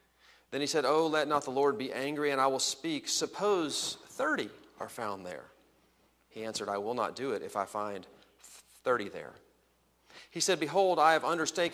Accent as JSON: {"language": "English", "region": "Texas", "country": "United States", "also_born_or_lived": "Los Angeles / Washington, D.C.", "moved": "yes", "lives_now": "Chicago area, United States", "said": "Texas, my home state"}